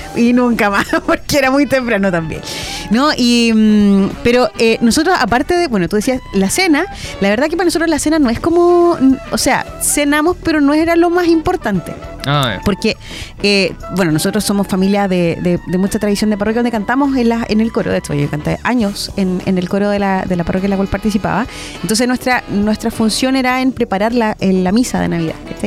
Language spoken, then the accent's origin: Spanish; Chile; como buen chileno